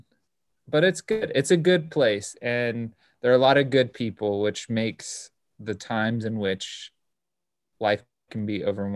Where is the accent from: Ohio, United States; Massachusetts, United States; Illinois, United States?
Ohio, United States; I grew up in Ohio